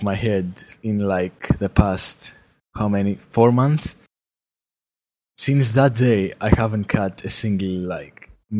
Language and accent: English; Greece; English is a second language; I'm from Greece.